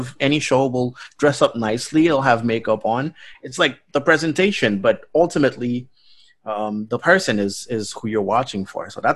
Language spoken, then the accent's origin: English; Haiti; now in Paris, France; I'm from a third world country. You know, I was born in Haiti